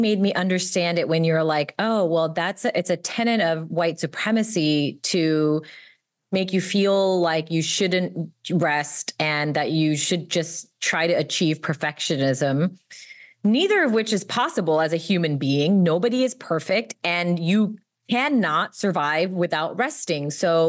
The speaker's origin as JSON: {"language": "English", "country": "United States", "said": "Like, I am American. I'm inherently complicit because I'm on stolen land."}